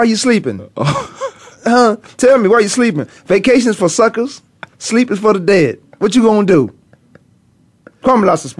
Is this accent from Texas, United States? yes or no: no; Virginia, United States; now in Arizona, United States; I'm from Virginia